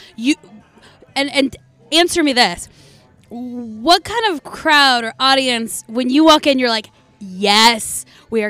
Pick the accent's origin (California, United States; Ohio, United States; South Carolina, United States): California, United States; Southern; I'm from Southern California